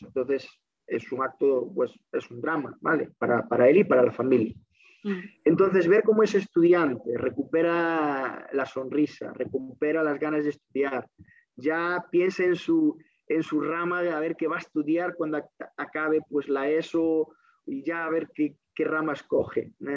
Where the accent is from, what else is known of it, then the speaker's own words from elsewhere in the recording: Pontevedra, Galicia, Spain; also born or lived in A Coruña; mi primer contacto con la casa fue como estudiante en el CRE Santiago de Apóstol de Pontevedra. Allí terminé mi, etapa de primaria